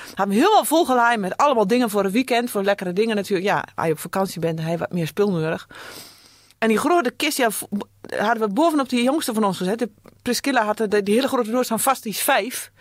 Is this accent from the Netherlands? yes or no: yes; Heerde, Gelderland, Netherlands; Ik kom uit Heerde, dat is Noordveluwe